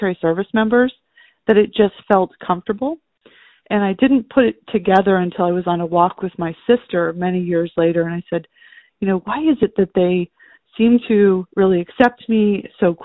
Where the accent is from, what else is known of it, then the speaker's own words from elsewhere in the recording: just outside of Los Angeles, California, United States; I was raised just outside of Los Angeles